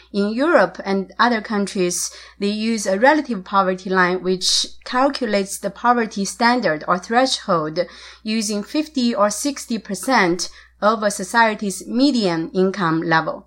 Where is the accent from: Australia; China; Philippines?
China; Shanxi; where I grew up in Shanxi, the mountainous areas